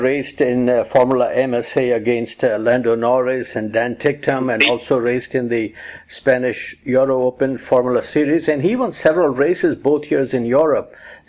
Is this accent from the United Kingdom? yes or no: no; Pakistan; moved away; Well, I'm originally from Pakistan